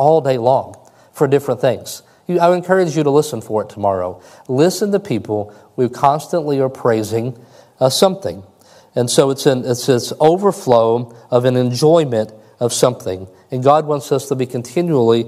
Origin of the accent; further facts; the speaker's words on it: Kentucky, United States; I'm from Kentucky